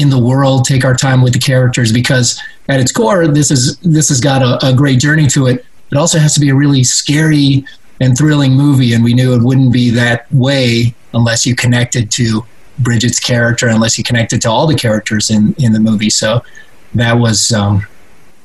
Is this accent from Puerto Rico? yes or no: yes; Puerto Rico; I was born in Puerto Rico.